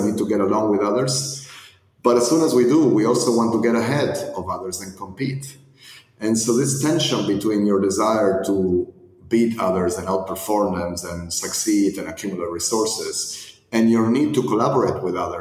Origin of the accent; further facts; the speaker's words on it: Argentina; moved away; I was born and raised in Argentina